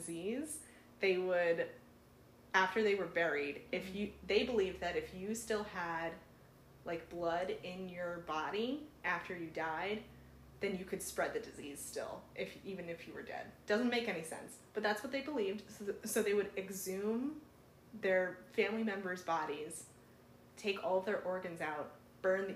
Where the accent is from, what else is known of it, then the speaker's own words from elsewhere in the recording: West Greenwich, Rhode Island, United States; I grew up in West Greenwich, which is basically Exeter